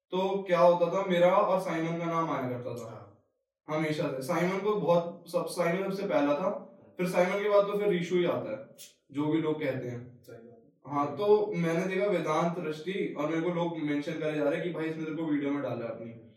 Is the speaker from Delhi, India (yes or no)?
yes; Delhi, India; मैं आता हूँ दिल्ली के उस तबके से जहाँ पे जिसको ईस्ट दिल्ली बोलते हैं